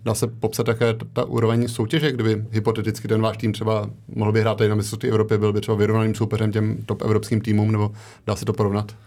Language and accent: Czech; Czechia; jsem z Česka